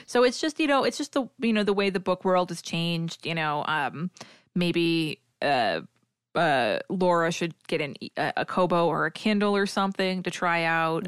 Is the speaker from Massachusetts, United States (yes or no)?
yes; New England / Massachusetts, United States; accent: New England; my New England accent